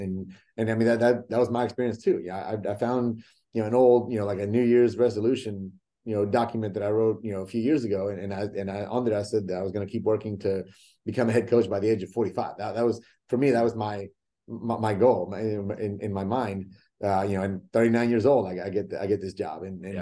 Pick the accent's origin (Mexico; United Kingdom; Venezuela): Mexico; born there; English is a second language; yes, I was born in Mexico. I didn't know how to speak English, and I went to college